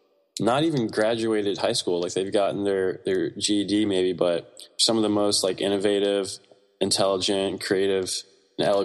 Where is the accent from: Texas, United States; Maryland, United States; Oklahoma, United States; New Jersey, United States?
Maryland, United States; Greenbelt; also born or lived in Laurel, Maryland; I was actually born and raised in Prince George's County, in Maryland, which is closer to DC